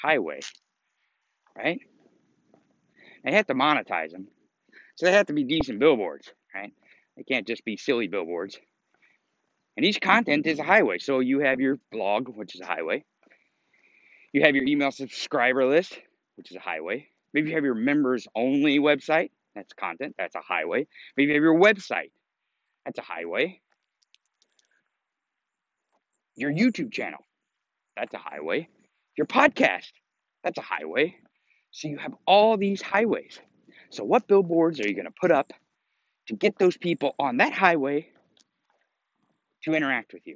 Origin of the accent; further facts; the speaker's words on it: Missouri, United States; I grew up in Missouri